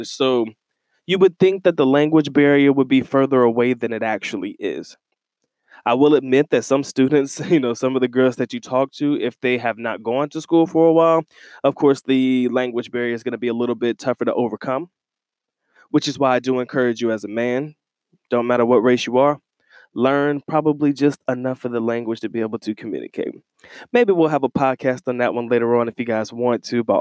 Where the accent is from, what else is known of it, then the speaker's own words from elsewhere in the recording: United States; moved away as an adult; also born or lived in Philippines; as a black American male living in the Philippines, I did rather well for myself.